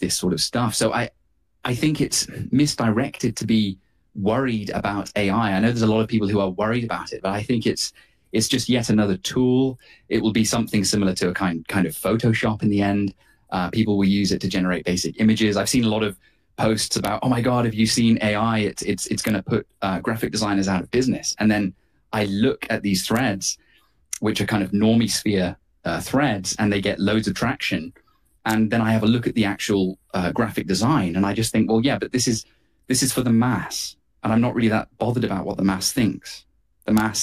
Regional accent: United Kingdom; myself, as a Brit, as a European

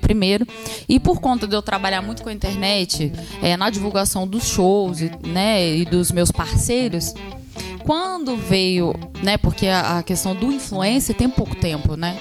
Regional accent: Volta Redonda, Rio de Janeiro, Brazil; moved away as an adult; also born or lived in Minas Gerais (family); now in São José dos Campos, Brazil; Eu nasci em Volta Redonda

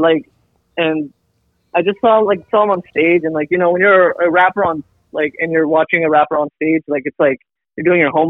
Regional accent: Alaska, United States; I'm Filipino. A lot of people are, like, surprised, like, when I introduce myself. Like, I'm a Filipino rapper from Alaska.

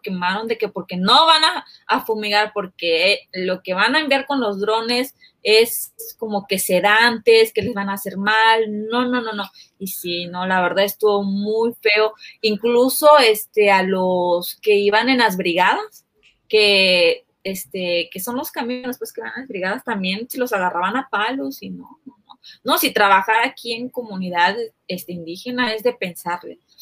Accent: Chiapas, Mexico; yo soy de Chiapas, del Chiapas donde mandaron a tirar los drones

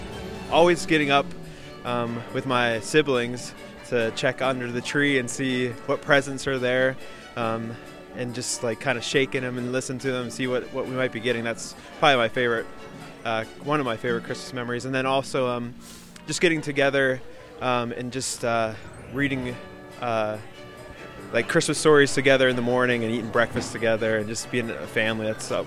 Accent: DuBois, Pennsylvania, United States; I'm from the Dubois area, and I work at Tri-County Church, the music director there

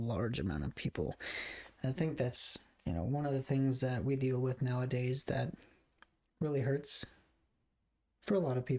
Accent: Goshen, United States; born in Goshen, raised here... There was one point in time where we actually almost moved to Oklahoma, like when I was in eighth or ninth grade.

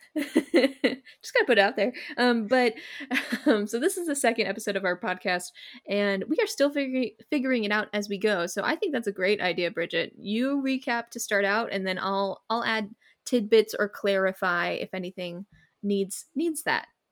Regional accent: California, United States; I'm from California

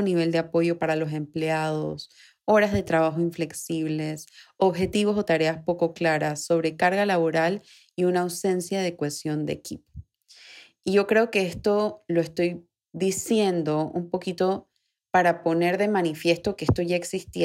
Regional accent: Panama; aquí en Panamá, que es de donde yo soy, donde grabo el episodio

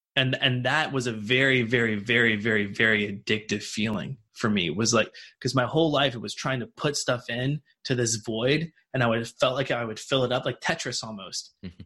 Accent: Martinsburg, West Virginia, United States; Martinsburg, West Virginia, which is where I grew up.

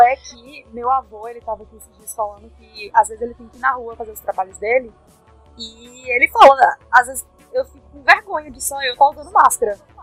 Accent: Brazil; a gente é brasileira

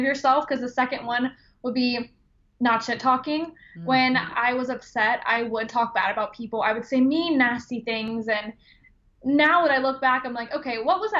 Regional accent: Georgia, United States; moved away as an adult; now in Ohio, United States; where I grew up in Georgia

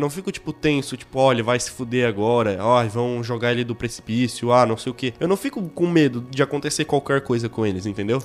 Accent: Brazil; eu sou brasileiro e filho de Deus

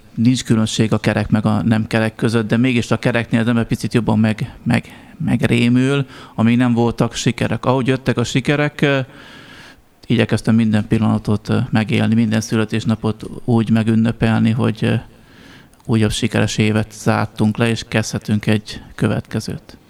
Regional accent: Nyírmada, Szabolcs-Szatmár-Bereg, Hungary; ahol felnőttem Nyírmadán

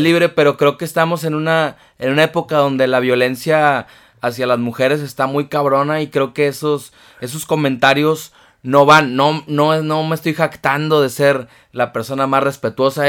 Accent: Tampico, Tamaulipas, Mexico; para mis amigos de Tampico, de, mi tierra

